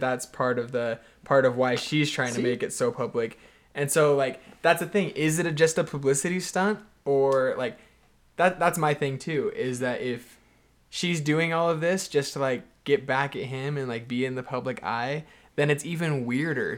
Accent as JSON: {"language": "English", "town": "Houston", "region": "Texas", "country": "United States", "said": "I'm from Houston, Texas"}